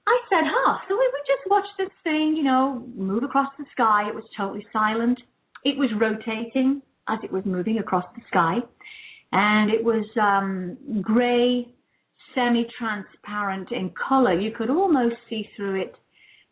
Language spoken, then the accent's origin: English; United Kingdom; moved away as an adult; also born or lived in London; now in California, United States